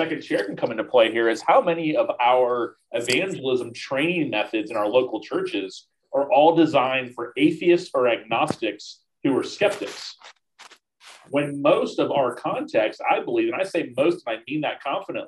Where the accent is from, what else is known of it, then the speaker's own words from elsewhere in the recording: Tallahassee, Florida, United States; I planted a church here with about 20 people 15 years ago. That's seen just incredible things happen since then in Tallahassee